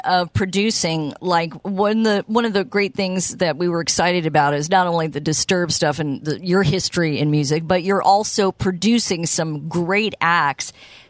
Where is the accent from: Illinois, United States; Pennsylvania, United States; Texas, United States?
Texas, United States; Houston; I'm from Texas as well. I'm a Houston girl.